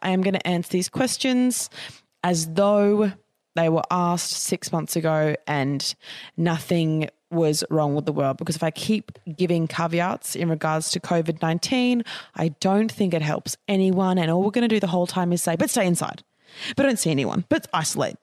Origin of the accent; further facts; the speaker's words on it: Australia; as young Australian people